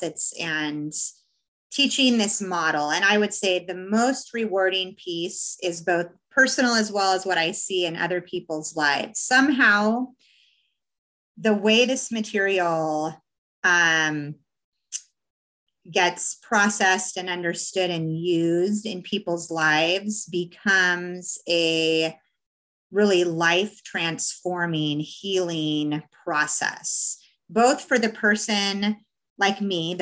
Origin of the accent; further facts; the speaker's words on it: Portland, United States; moved away; I'm from Portland originally